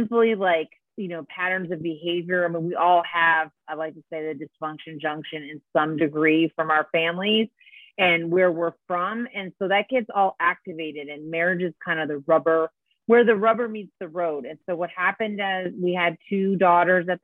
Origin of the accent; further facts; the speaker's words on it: Detroit, Michigan, United States; also born or lived in Spain / Chicago / New York City / San Francisco; now in Santa Barbara area, United States; I'm originally from Detroit, Michigan